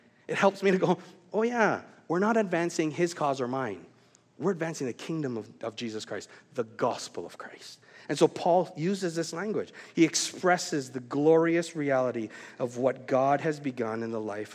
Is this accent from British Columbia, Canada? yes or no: yes; Vancouver, British Columbia, Canada; moved away as an adult; also born or lived in Wisconsin; I moved from Vancouver area, Canada, and then I did my Bible college years in Wisconsin.